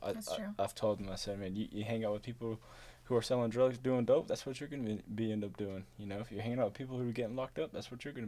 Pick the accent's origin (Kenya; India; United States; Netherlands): United States; Euless, Texas; also born or lived in St. Louis, Missouri; now in Saginaw, United States; I'm from St. Louis, Missouri. I was born there. At 4 months old, we moved to Texas. And so I've been in Euless, Texas for my whole life until the past 2 months